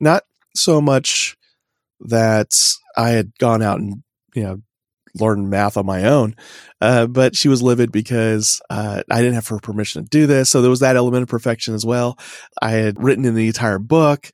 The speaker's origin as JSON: {"language": "English", "region": "Oklahoma", "country": "United States", "tie": "born or raised there", "said": "I was born in Oklahoma"}